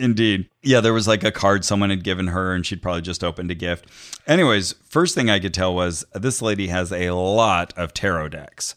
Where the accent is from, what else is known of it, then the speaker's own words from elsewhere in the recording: Santa Cruz, California, United States; now in Los Angeles, United States; my hometown of Santa Cruz